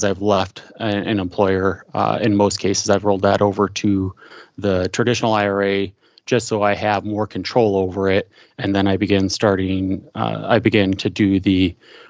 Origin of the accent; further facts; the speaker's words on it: Midwest, United States; I am from the Midwest